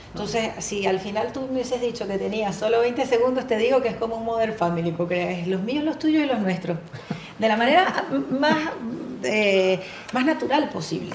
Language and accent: Spanish; Venezuela; moved away as an adult; atendiendo clientes transnacionales y locales en mi país, en Venezuela más de 20 años en esto